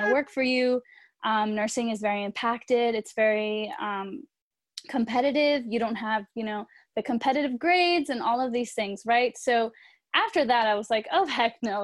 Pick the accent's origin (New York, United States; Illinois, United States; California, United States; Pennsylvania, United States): California, United States; also born or lived in Chicago; I'm from California